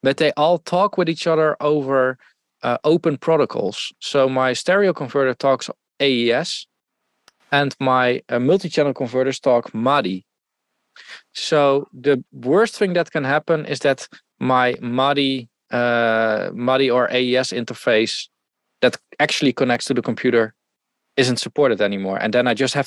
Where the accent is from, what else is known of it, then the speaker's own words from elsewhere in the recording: Netherlands; accent: Dutch; English is a second language; I'm Dutch.